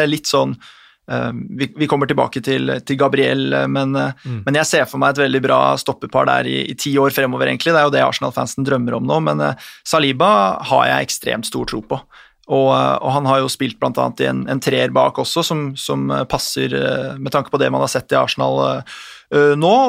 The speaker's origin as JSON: {"language": "Norwegian", "town": "Bondy", "region": "Île-de-France", "country": "France", "said": "er fra, er fra Bondi, da, samme sted som Kylian Mbappé, så det, det, gror godt. Det gror godt der."}